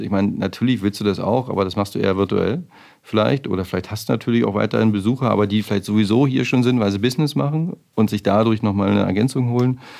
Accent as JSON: {"language": "German", "area": "near the Spreewald", "region": "Brandenburg", "country": "Germany", "tie": "born or raised there", "moved": "yes", "lives_now": "Berlin, Germany", "said": "Ich bin halt äh, in der Nähe vom Spreewald groß geworden"}